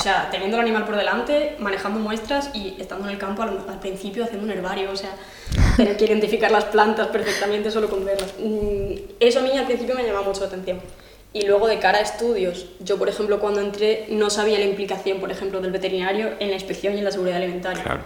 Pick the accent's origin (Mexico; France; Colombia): France; moved away; soy de Francia